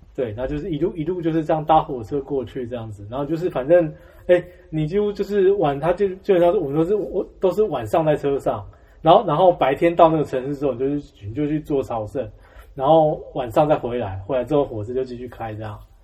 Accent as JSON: {"language": "Chinese", "town": "Xizhi", "region": "New Taipei", "country": "Taiwan", "tie": "born or raised there", "said": "我两岁开始就住在汐止"}